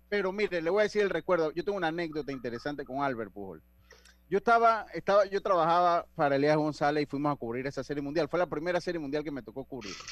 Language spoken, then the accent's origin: Spanish; Panama; yo soy de Panamá